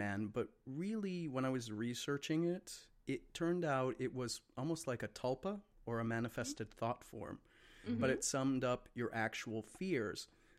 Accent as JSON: {"language": "English", "region": "Midwest", "country": "United States", "lives_now": "Chicago, United States", "said": "I'm from the Midwest"}